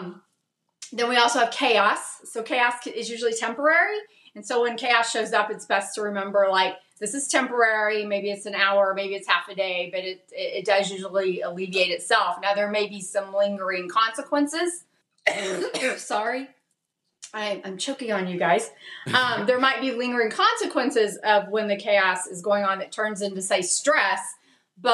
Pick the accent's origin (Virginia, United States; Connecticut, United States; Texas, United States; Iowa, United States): Texas, United States; Dallas; I'm from Dallas